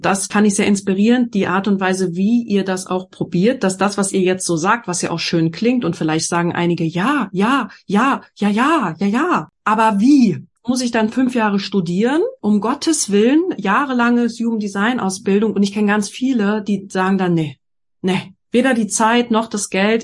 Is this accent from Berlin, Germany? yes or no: yes; Berlin, Germany; ich komme ja aus Berlin